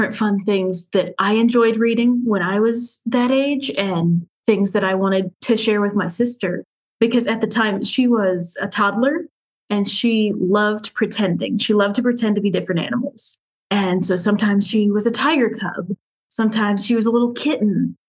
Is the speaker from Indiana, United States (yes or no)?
yes; Indianapolis, Indiana, United States; I am here in Indianapolis in Indiana with my husband.